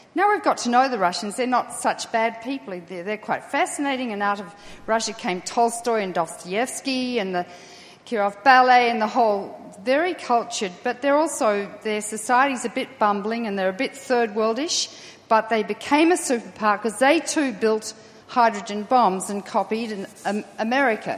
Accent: Australia; I'm Australian

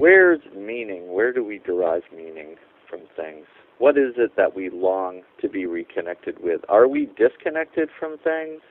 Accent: Gorham, Maine, United States; where I grew up in Gorham, Maine

